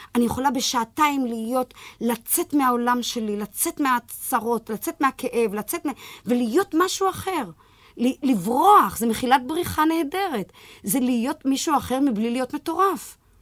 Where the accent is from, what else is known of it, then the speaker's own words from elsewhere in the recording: Petah Tikva, Central District, Israel; ילידת פתח תקווה, ילידת 1939